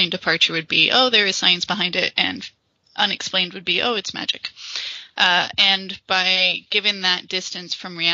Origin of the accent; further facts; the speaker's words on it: California, United States; moved away as an adult; now in Edinburgh, United Kingdom; I'm originally from California, but I have moved to Scotland and now live in Edinburgh